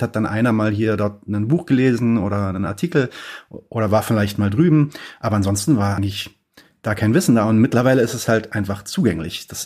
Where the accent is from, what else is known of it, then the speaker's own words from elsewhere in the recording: Palestine; now in Germany; Ähm, was, was machen wir denn vor allem als Palästinenser? Ähm, weil wir, wir sind natürlich in einer, in einer, in einer ähm, in Deutschland zumindest in einer krassen Situation